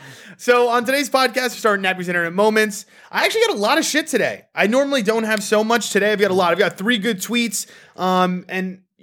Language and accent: English; United States; I'm fucking American.